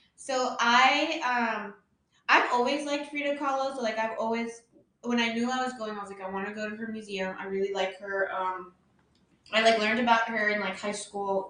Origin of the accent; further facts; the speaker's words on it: United States; I was born in America